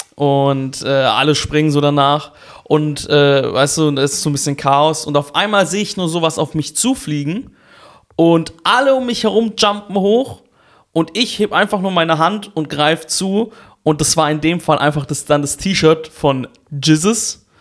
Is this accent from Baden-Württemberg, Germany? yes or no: yes; Karlsruhe, Baden-Württemberg, Germany; ich bin ja in Karlsruhe aufgewachsen